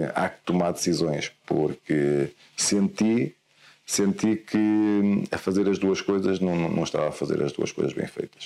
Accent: Guimarães, Norte, Portugal; Eu sou, eu sou de Guimarães, certo. eu sou natural, natural de Guimarães. Eh, nasci num, numa vila ali próxima, Vila de Ponte, vivo, okay. vivo ali.

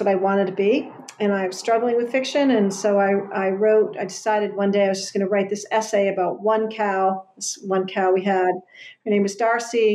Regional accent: Westerly, Rhode Island, United States; now in Rowley, United States; I live in Rowley, Mass right now. I grew up in Westerly, Rhode Island

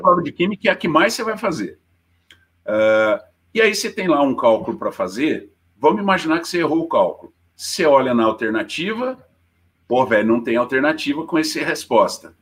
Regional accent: Poços de Caldas, Minas Gerais, Brazil; accent: caipira; eu sou de Poços, né, mineiro, é, meu sotaque também não nega, né, caipirão para caramba

